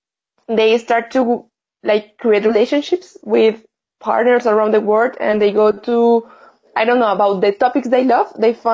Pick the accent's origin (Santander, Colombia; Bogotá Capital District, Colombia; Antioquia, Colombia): Santander, Colombia; Bucaramanga; English is a second language; I'm from Colombia. I'm from a little city called Bucaramanga.